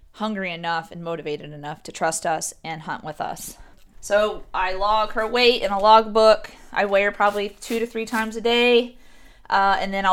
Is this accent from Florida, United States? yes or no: no; Texas, United States; moved away; I'm from Texas and I was born, raised, you know, hunting and fishing.